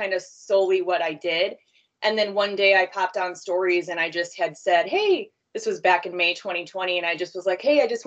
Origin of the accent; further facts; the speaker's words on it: Sycamore, Illinois, United States; I'm from Sycamore, Illinois, Northern Illinois, like about an hour from Chicago